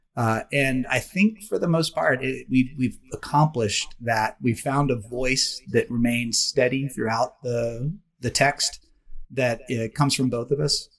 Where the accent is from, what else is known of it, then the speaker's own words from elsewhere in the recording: Oklahoma, United States; moved away; I grew up in Oklahoma, uh, which is Indian country, Indian territory